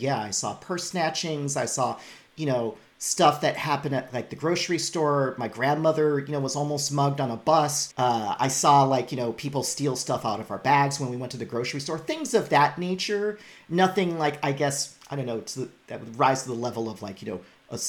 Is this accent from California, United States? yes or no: yes; Los Angeles, California, United States; born and raised in Echo Park